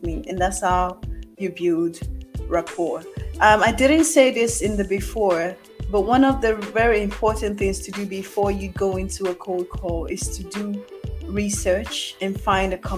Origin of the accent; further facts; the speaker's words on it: Nigeria; also born or lived in Mauritius; I'm Nigerian